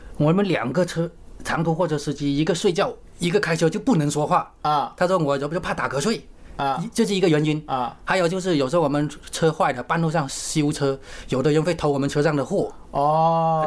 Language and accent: Chinese; Hezhou, Guangxi, China; moved away as an adult; 我是广西贺州那边，就是离桂林很近，就是你们去桂林都会经过我们贺州的